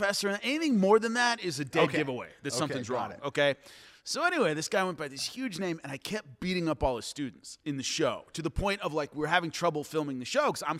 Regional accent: Long Beach, California, United States; I'm from Long Beach, California

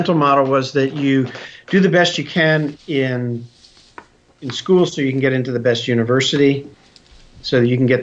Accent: Philadelphia, Pennsylvania, United States; I grew up in Philadelphia

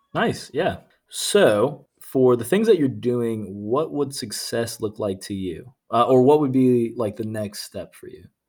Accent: Norfolk, Virginia, United States; moved away as an adult; also born or lived in Nashville; I was born and raised in Norfolk, Virginia.

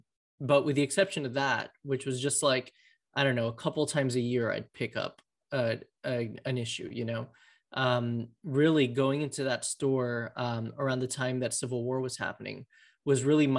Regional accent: Miami, Florida, United States; moved away as an adult; now in New York, United States; I grew up in Miami

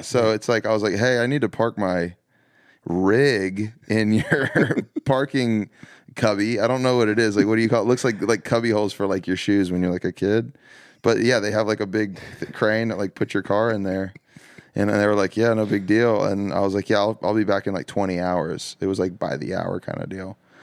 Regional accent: the South, United States; growing up in the South

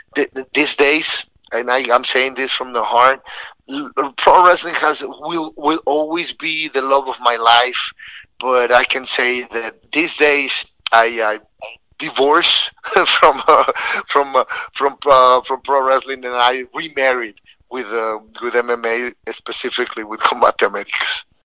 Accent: Mexico City, Mexico; moved away as an adult; also born or lived in San Luis Potosí, Mexico / Laguna Niguel, California; now in United States; I was born in San Luis Potosí, Mexico, but we, my family, moved to Mexico City when I was seven years old

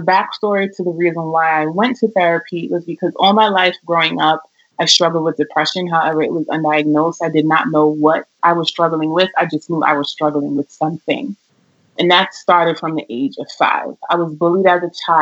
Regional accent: New York, United States; I'm born and raised here in New York.

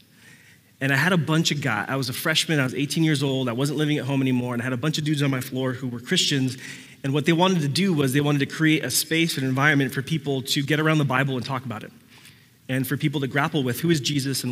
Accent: Puerto Rico; I was born in Puerto Rico.

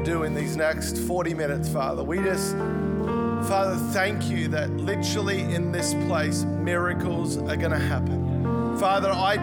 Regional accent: Melbourne, Victoria, Australia; moved away as an adult; also born or lived in Gold Coast; I actually grew up here in Melbourne

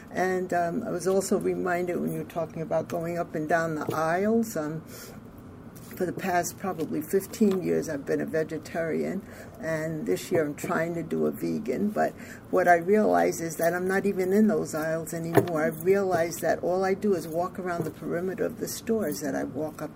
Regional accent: Orange County, New York, United States; I'm from Orange County, New York

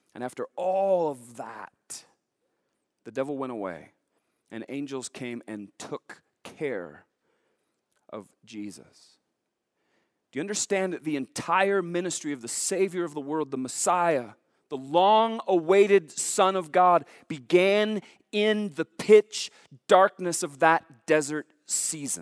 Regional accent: Billings, Montana, United States; Growing up in Billings

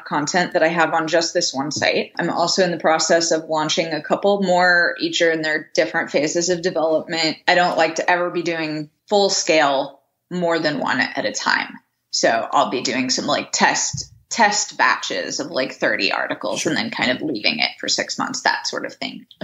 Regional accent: Indiana, United States; now in New England, United States; where I live versus where I grew up in Indiana

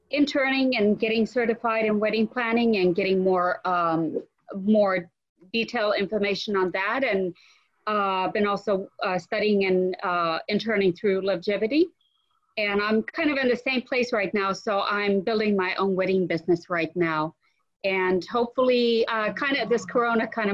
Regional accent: Finland; moved away; I'm from Europe originally, and I went back home September. And I come from a fairly small town, but it has a 500-year-old castle

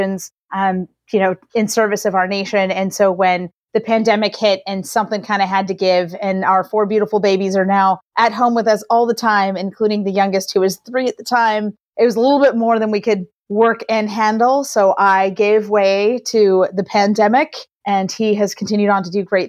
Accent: Atlanta, Georgia, United States; born or raised there; moved away as an adult; also born or lived in Venezuela / Boston / San Diego / Japan; now in Northern California, United States

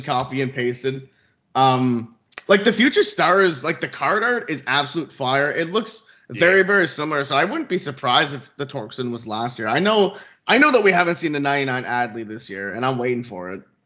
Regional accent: Canada; I'm from Canada

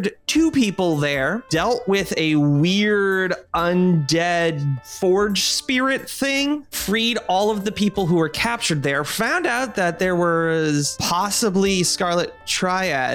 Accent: Hawaii, United States; moved away as an adult; I grew up from sixth grade to finishing school, I grew up in Hawaii.

